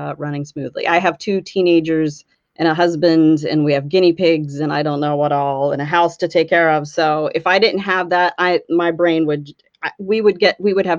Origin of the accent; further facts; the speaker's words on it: right outside Pittsburgh, West Virginia, United States; also born or lived in Los Angeles / Cleveland / Amish country, Pennsylvania; now in Pennsylvania, United States; I grew up in West Virginia, right outside Pittsburgh, Pennsylvania.